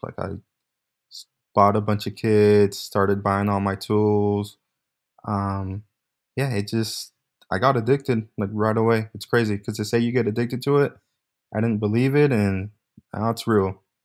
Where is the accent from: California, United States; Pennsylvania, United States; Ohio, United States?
California, United States; Bay Area; born and raised in California, Bay Area